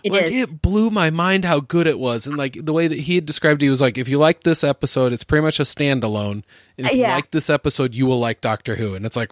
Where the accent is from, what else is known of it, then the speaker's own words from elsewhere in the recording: Center Point, Iowa, United States; I grew up in Center Point.